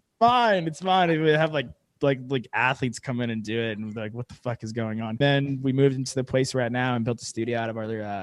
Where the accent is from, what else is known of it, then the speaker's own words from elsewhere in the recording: Merrick, New York, United States; 26, from Merrick, New York, same town as these lovely ladies